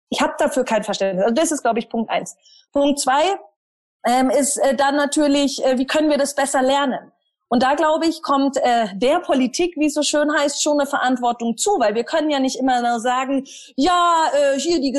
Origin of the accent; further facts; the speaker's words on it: Germany; da haben wir ein tolles Buch als Deutsche, nämlich unser Grundgesetz.